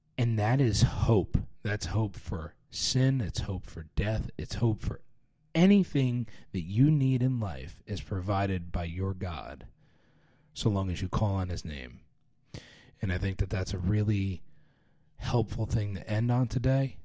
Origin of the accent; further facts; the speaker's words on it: New York, United States; I, I grew up around New York